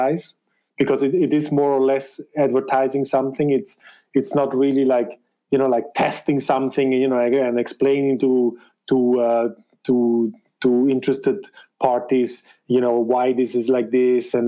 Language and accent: English; German-speaking Switzerland, Switzerland; English is a second language; I am of Spanish descent, but born in Switzerland and raised there in the German part, as you can tell by my accent